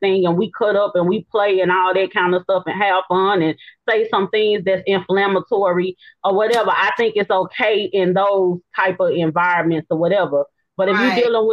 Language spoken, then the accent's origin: English; Memphis, Tennessee, United States; I'm from Memphis